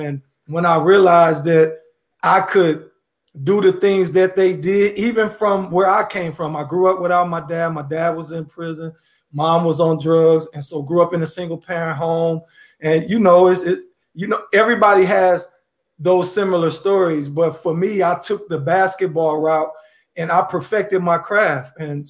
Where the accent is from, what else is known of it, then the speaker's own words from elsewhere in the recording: Chicago, Illinois, United States; now in Indianapolis, United States; I'm originally from Chicago, Illinois, and I currently reside in Indianapolis, Indiana